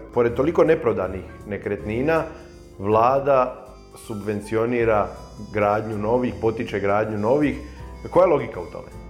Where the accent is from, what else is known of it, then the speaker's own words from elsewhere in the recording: Dalmatia, Croatia; ovdje kod nas u Dalmaciji